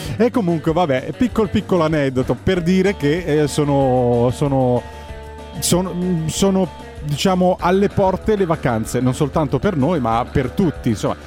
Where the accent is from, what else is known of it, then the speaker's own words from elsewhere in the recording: Scilla, Calabria, Italy; moved away; sono nato a Scilla, ho sempre vissuto in un paese di pescatori nel vero senso della parola